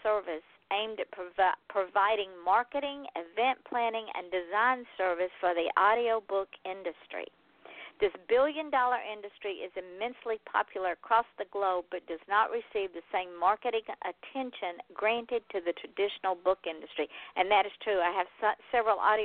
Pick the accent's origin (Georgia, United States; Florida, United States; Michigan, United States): Georgia, United States; I'm from Georgia